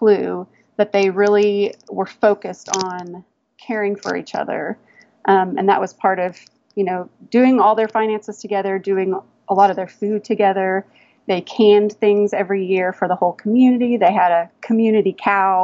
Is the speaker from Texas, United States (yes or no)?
yes; Texas, United States; moved away as an adult; also born or lived in Washington, D.C.; growing up in Texas, I thought I wanted to have a horse ranch, but we were big city people